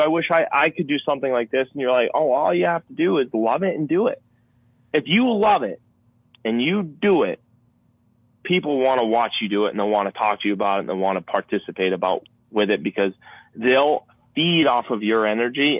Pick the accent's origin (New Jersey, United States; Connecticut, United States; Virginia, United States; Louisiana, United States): Connecticut, United States; I'm born and raised in Connecticut